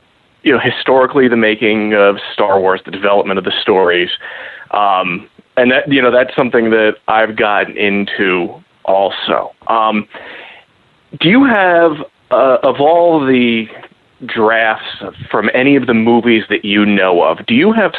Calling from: Columbus, Ohio, United States; Hey, Steel and Robbo. … from Columbus, Ohio.

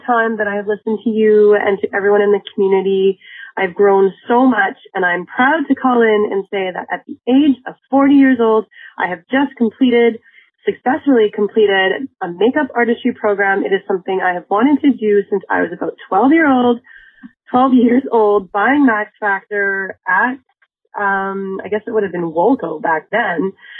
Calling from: Winnipeg, Manitoba, Canada; I'm calling from Winnipeg, Manitoba, Canada, where it is literally minus 23 degrees Celsius.

